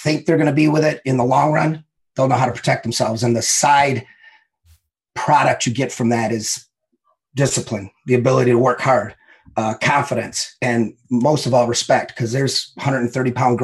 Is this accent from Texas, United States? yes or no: no; Detroit, Michigan, United States; I grew up in Southwest Detroit